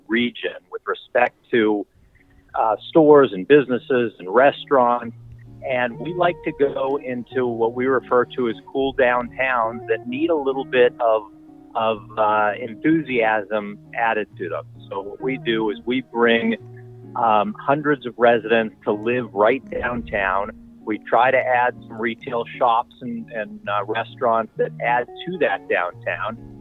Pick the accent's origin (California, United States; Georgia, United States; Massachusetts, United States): Massachusetts, United States; Boston; moved away as an adult; now in Cincinnati, United States; I'm originally from Boston. Uh, I moved to Cincinnati